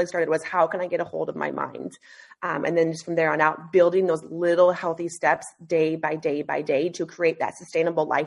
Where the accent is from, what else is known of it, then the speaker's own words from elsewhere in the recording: Alaska, United States; also born or lived in Boise, Idaho; I was born and raised in Alaska